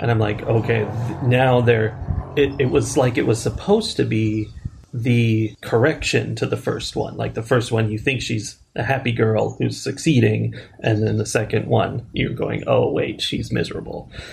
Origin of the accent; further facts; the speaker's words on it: United States; we're Americans